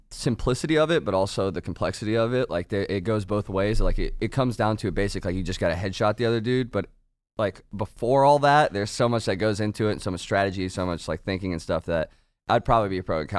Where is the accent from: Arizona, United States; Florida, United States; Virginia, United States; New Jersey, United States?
Virginia, United States; Northern